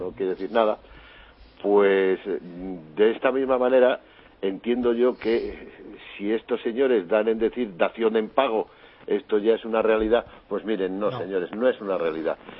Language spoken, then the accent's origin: Spanish; Valladolid, Castile and León, Spain; los de mi ciudad, que es Valladolid